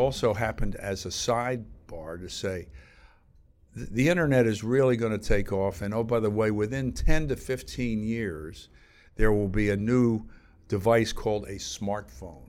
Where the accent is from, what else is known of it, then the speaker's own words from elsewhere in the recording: outside Philadelphia, Pennsylvania, United States; moved away as an adult; also born or lived in New York; I grew up outside Philadelphia.